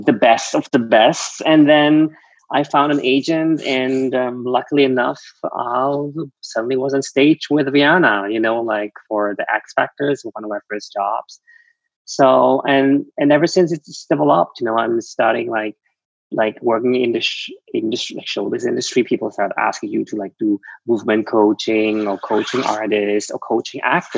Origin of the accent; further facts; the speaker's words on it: Switzerland; English is a second language; moved away as an adult; now in Los Angeles, United States; growing up in Switzerland, you learn Swiss German